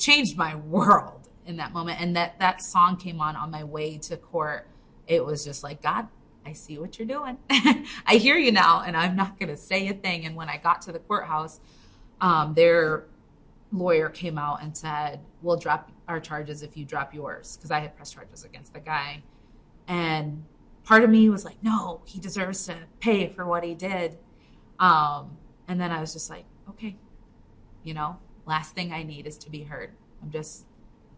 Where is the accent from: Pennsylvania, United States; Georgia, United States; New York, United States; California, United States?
New York, United States; Binghamton; also born or lived in Virginia; So originally I grew up in Binghamton, and then I went to college out in Virginia.